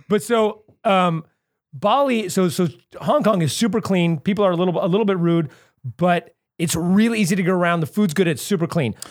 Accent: Santa Cruz, California, United States; moved away as an adult; now in Los Angeles, United States; I grew up in Santa Cruz

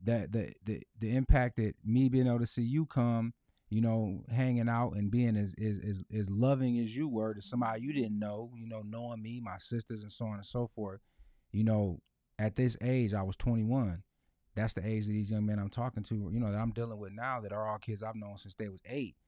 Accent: Lansing, Michigan, United States; born and raised in Lansing

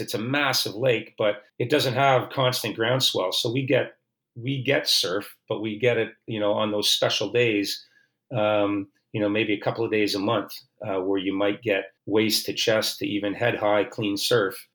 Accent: Oakville, Ontario, Canada; I grew up in Oakville, which is a, a, suburban community of Toronto

